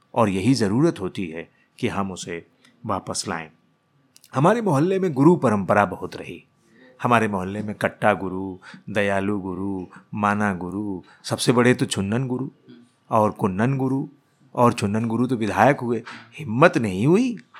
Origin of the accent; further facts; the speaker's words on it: Allahabad, Uttar Pradesh, India; हमारी रगों में हमारा शहर हमारा इलाका जब गूंजने लगे